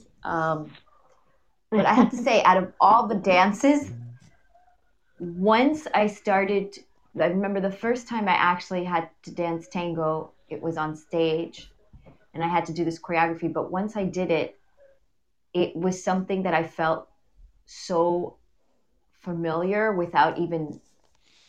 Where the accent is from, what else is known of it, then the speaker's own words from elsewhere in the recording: United States; I grew up in the States, which is interesting because I grew up in the States, and I grew up in a very Uruguayan culture